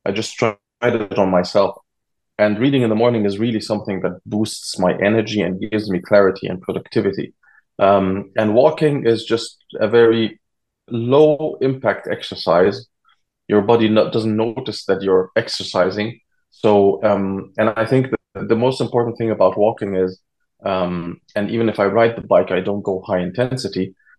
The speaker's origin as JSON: {"language": "English", "country": "Egypt", "tie": "born or raised there", "lives_now": "Germany", "said": "And I'm originally from Egypt, but I grew up between Germany and Egypt. And right now I've been living for 15 years back in Germany again."}